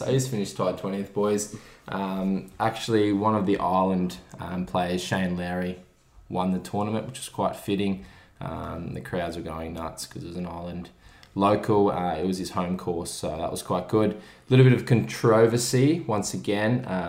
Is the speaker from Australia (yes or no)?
yes; Australia; not a great showing from the Aussies, with three missing the cut out of four. So Jason Day, Adam Scott, Mark Leishman, three of our best golfers currently